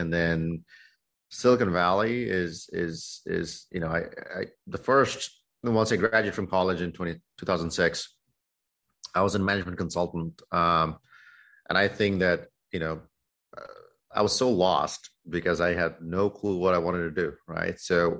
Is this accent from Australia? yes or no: no; Dhaka, Dhaka Division, Bangladesh; moved away as an adult; now in United States; I grew up in Dhaka. I grew up in Dhaka. I was there. I went through high school there and came to the U.S. for my undergrad.